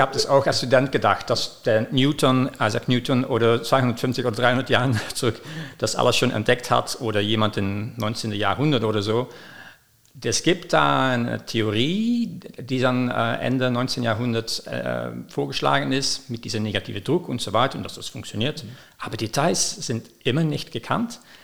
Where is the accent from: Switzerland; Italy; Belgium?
Belgium; moved away as an adult; also born or lived in London, United Kingdom; now in Ulm, Germany; ich komme aus Belgien. Ich habe da studiert